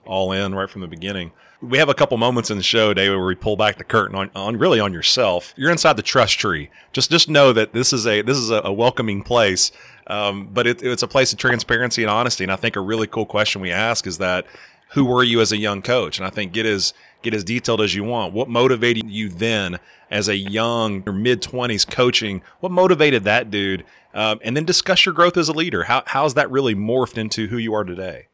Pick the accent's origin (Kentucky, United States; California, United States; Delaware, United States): Kentucky, United States; growing up in Kentucky